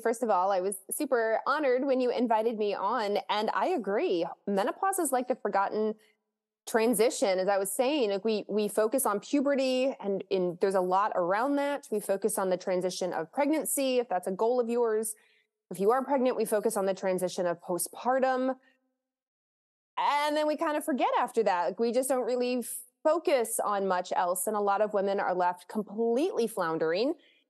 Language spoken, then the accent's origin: English; Lexington, Kentucky, United States; I grew up in Kentucky, the state of Kentucky in Lexington